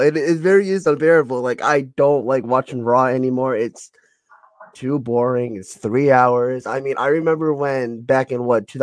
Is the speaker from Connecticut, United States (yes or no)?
yes; Connecticut, United States; I'm from Connecticut. I'm in the States right now